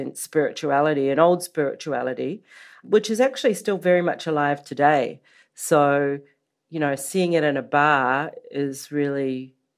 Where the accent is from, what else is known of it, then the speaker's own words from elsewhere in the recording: New Zealand; moved away; also born or lived in Los Angeles, United States; I was born in New Zealand, or Aotearoa, as we call it in the Maori language